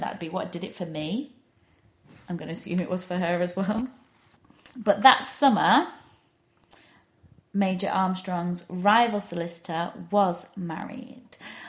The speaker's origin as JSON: {"language": "English", "region": "England", "country": "United Kingdom", "said": "as an Englishman, as an English person"}